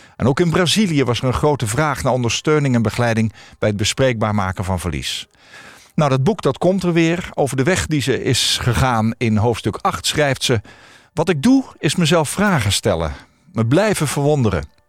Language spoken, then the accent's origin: Dutch; Netherlands; Wij zijn als Nederlanders